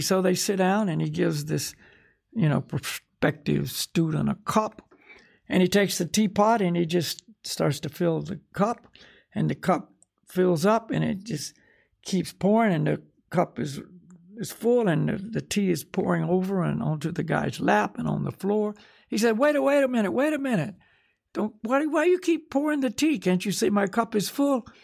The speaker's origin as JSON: {"language": "English", "country": "United States", "tie": "born or raised there", "said": "I'm from America, you know. In other words, this is where I took my birth this time"}